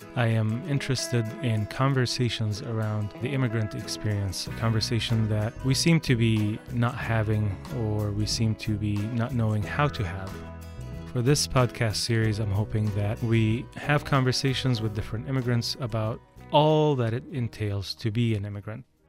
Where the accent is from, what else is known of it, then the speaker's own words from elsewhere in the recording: Qatar; also born or lived in Canada; now in United States; all five of us, my two sisters and my two brothers and I, were all born and raised in Qatar.